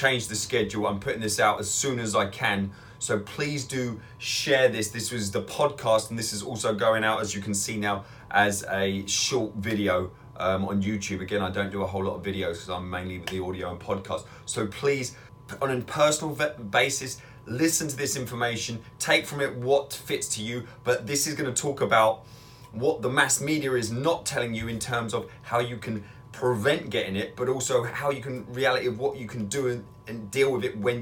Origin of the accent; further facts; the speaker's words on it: England, United Kingdom; now in Northern Michigan, United States; I'm in Northern Michigan now, but I'm originally from England